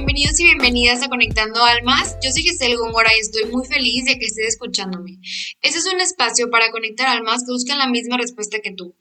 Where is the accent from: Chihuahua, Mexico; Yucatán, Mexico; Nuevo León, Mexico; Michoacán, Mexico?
Nuevo León, Mexico; Monterrey; Yo soy de Monterrey